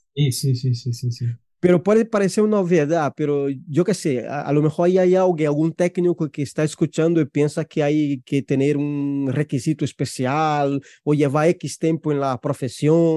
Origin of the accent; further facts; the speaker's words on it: Brazil; Spanish is a second language; now in Spain; yo soy brasileño